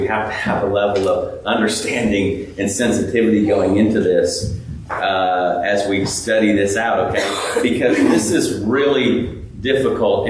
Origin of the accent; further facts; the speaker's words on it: California, United States; now in Clemson, United States; I grew up out in California